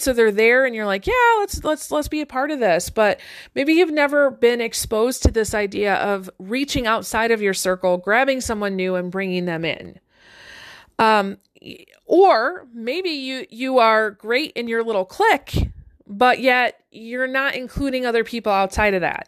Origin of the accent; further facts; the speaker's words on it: Detroit, Michigan, United States; I grew up one street north of the border of Detroit